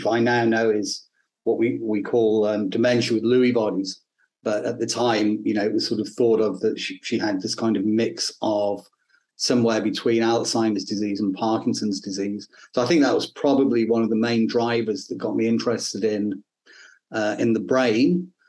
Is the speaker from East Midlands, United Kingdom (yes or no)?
yes; Northampton, East Midlands, United Kingdom; also born or lived in Rotherham; now in Australia; I was born actually in the UK. I'm a POM, as you can probably tell. I was born in a place called Rotherham, a little ex-mining village in Yorkshire, in the north of England. We moved down to the Midlands to a place called Northampt